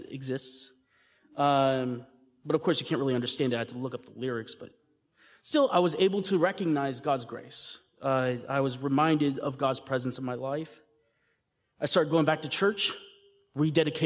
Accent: Texas, United States; I was raised here in Texas

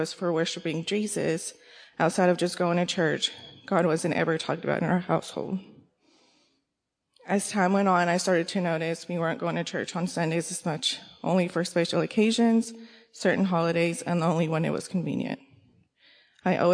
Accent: Kaufman, Texas, United States; I was born and raised in Texas, raised by both my parents in a small town called Kaufman

